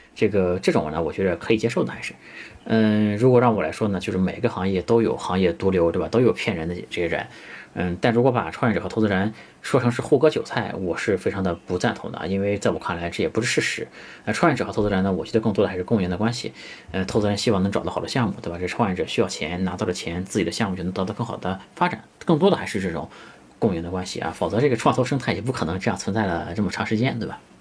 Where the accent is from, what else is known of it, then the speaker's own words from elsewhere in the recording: China; 其实 KOL 这个词是我们中国人发明的一个词